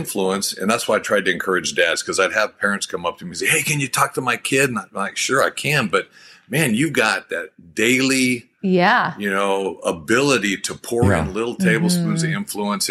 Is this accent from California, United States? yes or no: yes; Bakersfield, California, United States; moved away as an adult; also born or lived in Los Angeles, California / Green Bay, Wisconsin; I grew up in California in Bakersfield, and then went down to USC, and then got drafted by Green Bay in Wisconsin